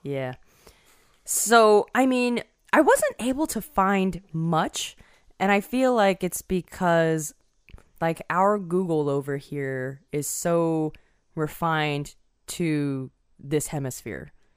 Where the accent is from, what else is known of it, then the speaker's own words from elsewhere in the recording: Taiwan; I was born in Taiwan.